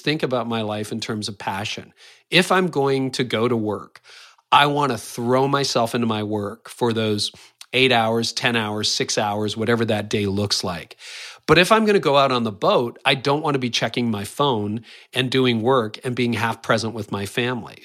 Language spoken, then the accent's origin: English; Canada; I am Canadian